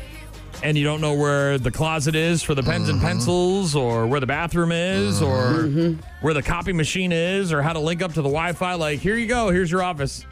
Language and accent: English; Nashua, New Hampshire, United States; when I was a kid growing up in Nashua, New Hampshire